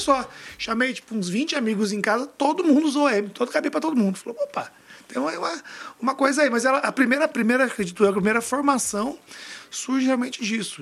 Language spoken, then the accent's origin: Portuguese; Brasília, Federal District, Brazil; todo mundo sabe que eu sou de Brasília